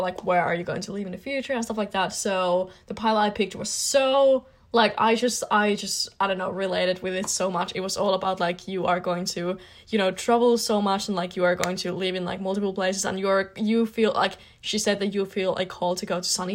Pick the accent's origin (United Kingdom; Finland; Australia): Finland; I'm from Finland